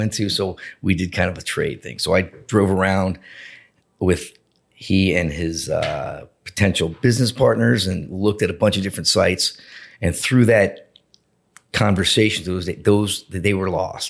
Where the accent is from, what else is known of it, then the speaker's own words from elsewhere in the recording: Boca Raton, Florida, United States; I grew up in Boca Raton